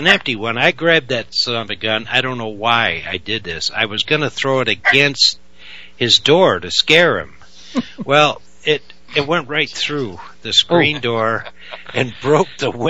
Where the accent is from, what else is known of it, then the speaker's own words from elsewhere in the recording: Owego, New York, United States; growing up in Owego, New York